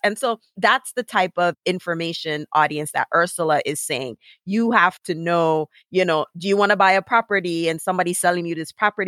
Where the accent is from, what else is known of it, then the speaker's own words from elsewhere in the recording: Montego Bay, Saint James, Jamaica; I'm from Montego Bay